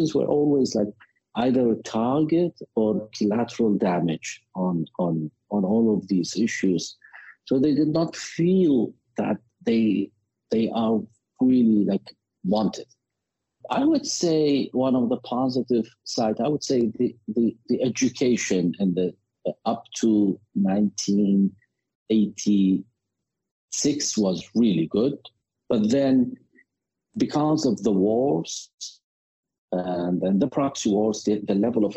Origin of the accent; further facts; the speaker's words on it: Baghdad, Baghdad Governorate, Iraq; now in Erbil, Iraq; I was born in Baghdad, the capital of Iraq